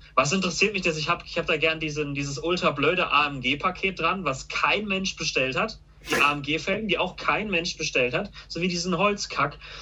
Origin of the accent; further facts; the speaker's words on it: Karlsruhe, Baden-Württemberg, Germany; Ich bin ja schon mein ganzes Leben hier